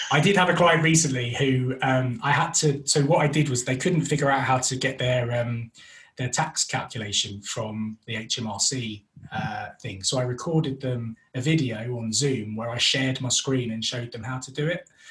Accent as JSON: {"language": "English", "region": "London", "country": "United Kingdom", "moved": "as an adult", "lives_now": "West Midlands, United Kingdom", "said": "we're originally from North London, which is why I have this wonderful accent um, but recently moved it's up to the West Midlands"}